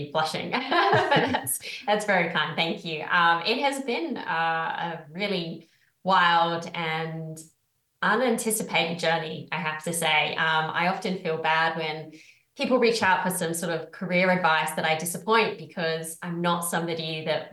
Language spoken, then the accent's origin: English; United Kingdom; moved away as an adult; also born or lived in Australia; I'm from the UK. Sometimes my accent confuses people